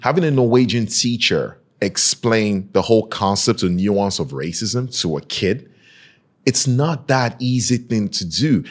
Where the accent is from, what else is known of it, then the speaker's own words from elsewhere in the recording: Nigeria; moved away; I'm from Nigeria